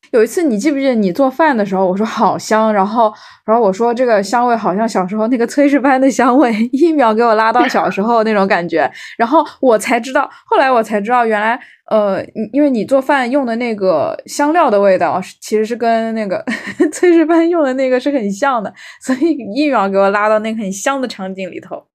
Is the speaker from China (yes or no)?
yes; Fuzhou, Fujian, China; 我是在，呃，福建长大，我是福州的嘛